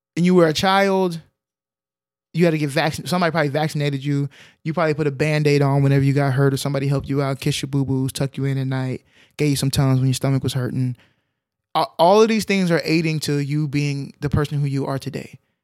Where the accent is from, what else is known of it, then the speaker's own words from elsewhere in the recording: Texas, United States; we grew up in Texas